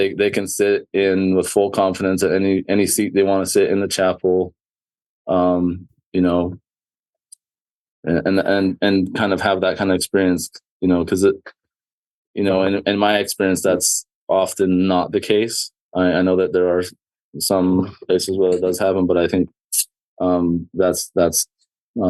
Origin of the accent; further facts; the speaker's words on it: Southern Alberta, Canada; I grew up in Southern Alberta, Canada